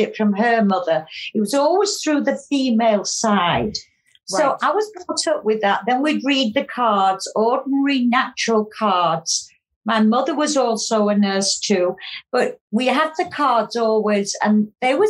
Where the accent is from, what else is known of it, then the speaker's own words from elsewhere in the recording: County Cork, Munster, Ireland; I was born in Ireland many, many years ago. I was brought up with my mum and grandma in a small farm just outside County Cork